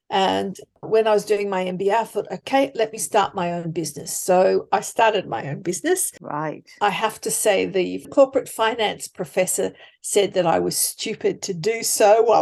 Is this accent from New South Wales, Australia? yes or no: yes; Sydney, New South Wales, Australia; I come from Sydney.